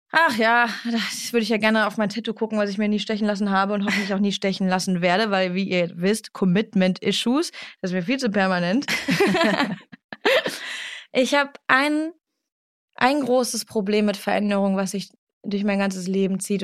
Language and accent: German; Duisburg, North Rhine-Westphalia, Germany; moved away; ich komme aus Duisburg mhm. und ich bin sehr froh, dass ich da aufgewachsen bin